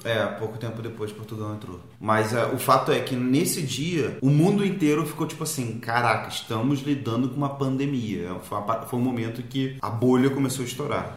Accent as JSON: {"language": "Portuguese", "region": "Rio de Janeiro", "country": "Brazil", "tie": "born or raised there", "said": "Eu lembrei muito da minha infância lá em Marechal, em Beto Ribeiro"}